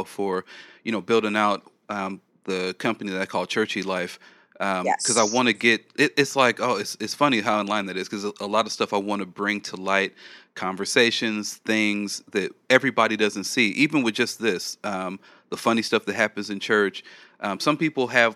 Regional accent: California, United States; I'm from California

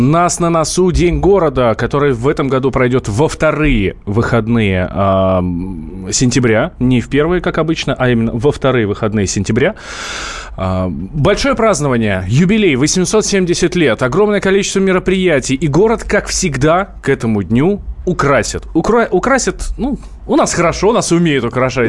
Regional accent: Moscow, Russia; мы как москвичи

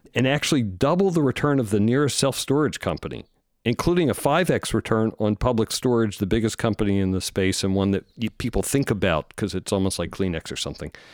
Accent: East Coast, United States; we're both from the East Coast.

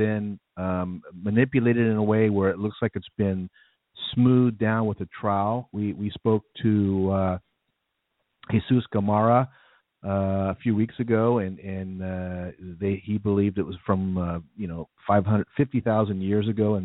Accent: United States; we are in America.

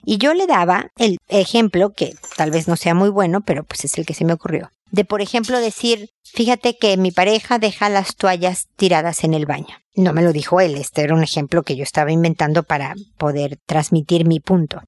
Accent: Mexico; now in Chile; yo vivo en Chile, soy mexicana, pero vivo en Chile

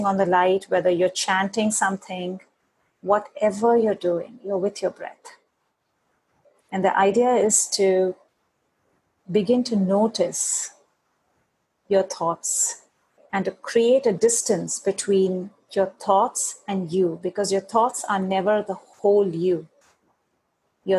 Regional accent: India; moved away; I come from India

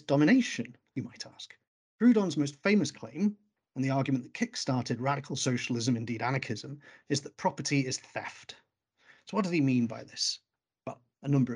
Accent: Wales, United Kingdom; moved away; when I came from Wales

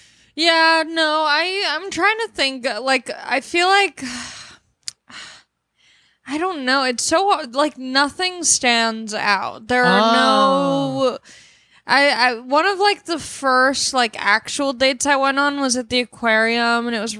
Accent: Long Beach, California, United States; I'm from Long Beach.

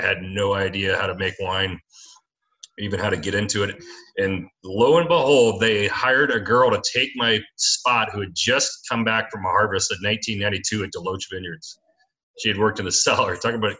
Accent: Memphis, Tennessee, United States; moved away as an adult; also born or lived in Alabama / Mobile, Alabama / Key West, Florida / Sonoma County, California; now in Loudoun County, Virginia, United States; I grew up mainly in Memphis, Tennessee, although I was born in Alabama and went to high school down in Mobile for a couple of years

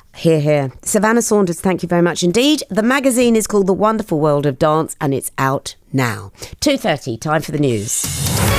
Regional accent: Australia; now in United Kingdom; I grew up in Australia

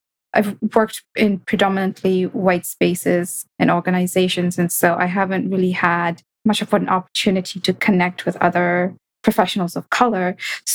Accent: Kenya; growing up in Kenya, we would refer to natural spaces as the bush

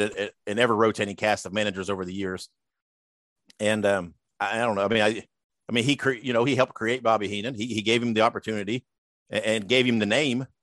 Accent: Columbus, Indiana, United States; I was born and raised in Columbus, Indiana

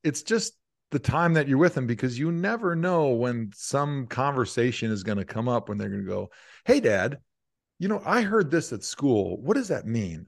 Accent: Midwest, United States; like you growing up in the Midwest

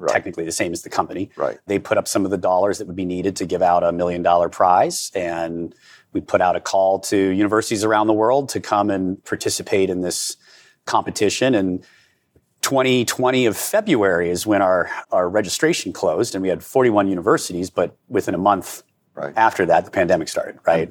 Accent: Indiana, United States; I'm born and bred in Indiana.

